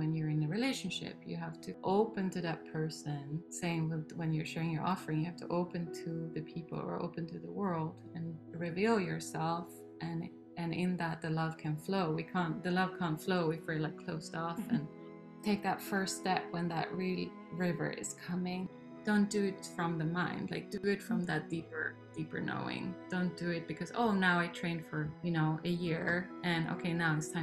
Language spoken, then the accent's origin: English; Sweden; also born or lived in Norway; born in Norway, and we moved to Sweden when I was 3 years old, and I grew up in a Waldorf school.